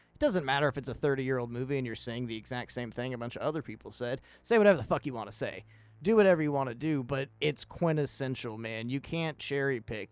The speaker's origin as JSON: {"language": "English", "country": "United States", "said": "as an American"}